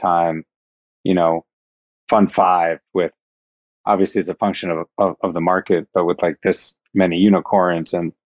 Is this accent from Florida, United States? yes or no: no; Iowa, United States; I was born in Iowa